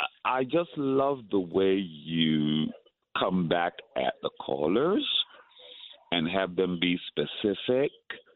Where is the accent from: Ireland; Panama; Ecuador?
Panama; now in Brooklyn, United States; I'm Panamanian. I'm from Panama.